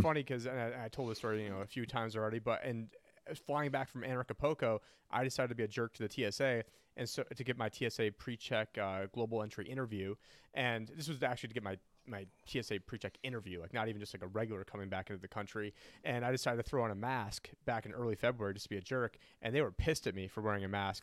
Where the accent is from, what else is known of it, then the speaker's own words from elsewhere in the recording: Syracuse, New York, United States; I'm from Syracuse, New York